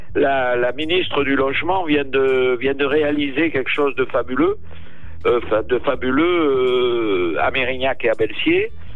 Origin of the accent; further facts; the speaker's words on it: Gascony, France; on est Gascons